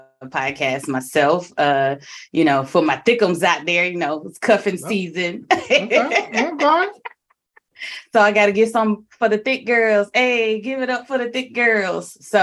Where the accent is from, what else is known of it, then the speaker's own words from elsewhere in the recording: Alabama, United States; I'm from Alabama.